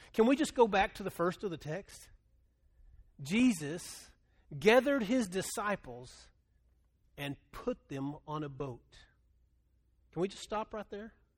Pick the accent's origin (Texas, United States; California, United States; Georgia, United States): Texas, United States; Texas Panhandle, United States; moved away; I grew up in the Panhandle of Texas